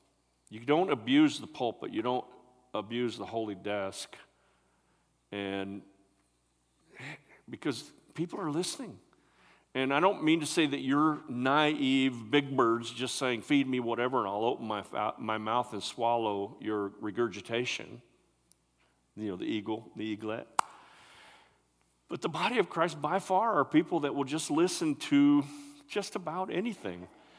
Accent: West Branch, United States; We grew up in West Branch together

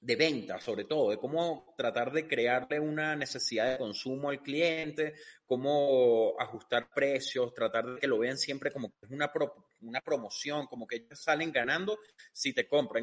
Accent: Venezuela; Yo soy de Venezuela y Venezuela es un país que desde que estoy pequeño ha estado jodido

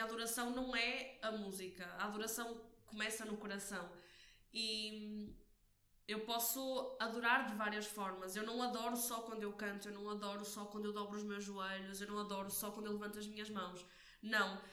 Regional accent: Porto, Norte, Portugal; sou daqui do Porto

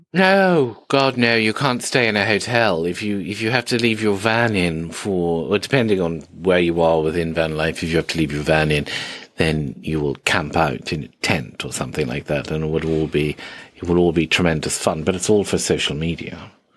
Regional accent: India; I grew up in India where eighty percent of the population is vegan

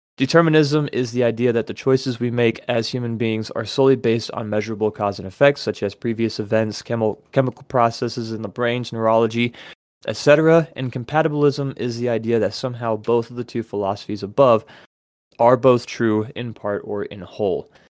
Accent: United States; as an American

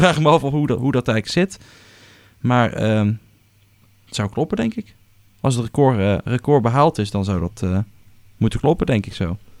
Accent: Netherlands; Wij als Hollanders

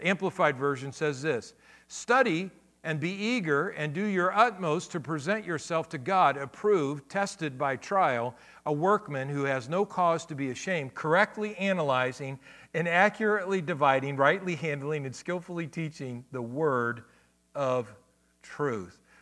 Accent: Akron, Ohio, United States; when I grew up as a kid, I grew up in Akron, Ohio

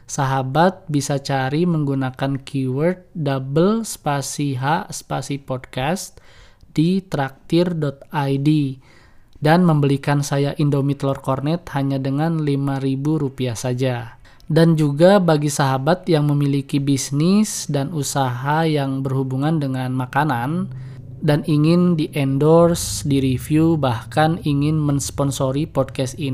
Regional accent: Bandung, West Java, Indonesia; now in Garut, Indonesia; Saya lahir dan besar di Paris, Paris Van Java, kota Bandung. Namun sekarang saya berdomisili di Swiss, Swiss Van Java juga ya, kota Garut.

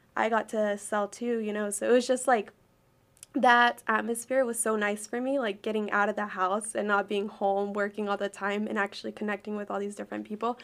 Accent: Arkansas, United States; also born or lived in Chicago, Illinois / California; I was raised here my whole life

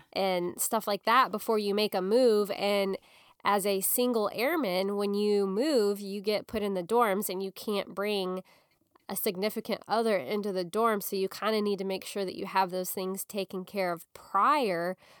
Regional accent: Springfield, Missouri, United States; I got married in October of two thousand eight in my hometown in Springfield, Missouri

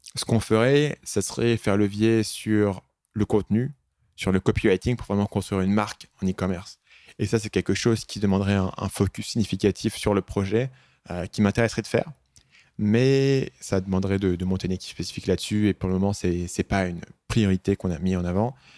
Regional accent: France; moved away as an adult; also born or lived in Asia; je suis parti très tôt de France, quand j'avais 22 ans

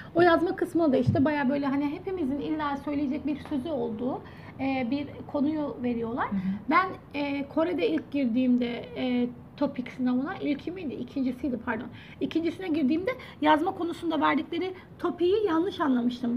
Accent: Turkey; now in South Korea; Bir Türk olarak

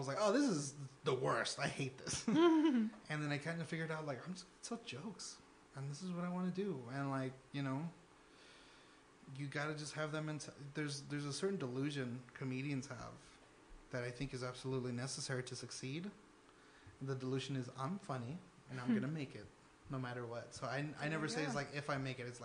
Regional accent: Houston, Texas, United States; also born or lived in Denton, Texas; I'm from Houston, Texas, originally, but I went to school in Denton, Texas, which is about an hour north of Dallas.

